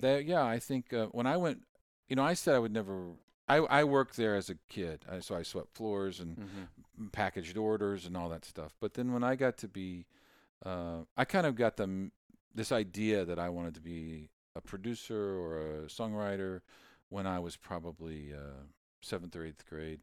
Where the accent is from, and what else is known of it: Pittsburg, United States; born or raised there; now in Nashville, United States